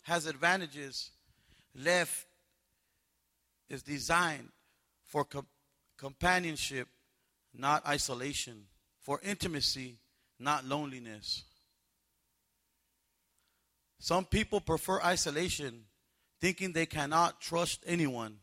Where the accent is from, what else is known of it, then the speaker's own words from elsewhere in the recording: Palm Springs, California, United States; I grew up in Palm Springs